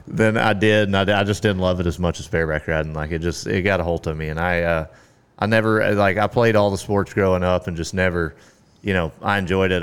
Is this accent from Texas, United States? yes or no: yes; Carthage, Texas, United States; now in Granbury, United States; I grew up in East Texas, uh, Carthage, Texas